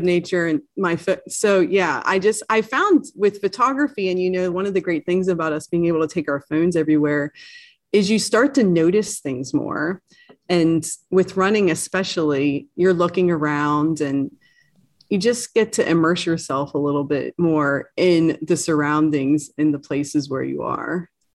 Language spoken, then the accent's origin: English; East Coast, United States; being an East Coaster and growing up on the East Coast